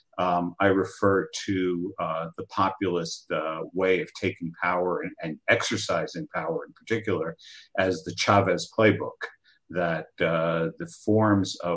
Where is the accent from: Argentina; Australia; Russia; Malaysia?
Argentina; moved away; my home country of Argentina